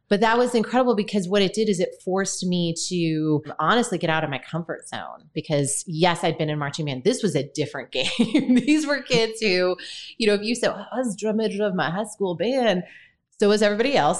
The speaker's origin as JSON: {"language": "English", "region": "Michigan", "country": "United States", "tie": "born or raised there", "moved": "yes", "lives_now": "St. Louis, United States", "said": "I'm from Michigan originally. Uh, grew up in a very, very rural town"}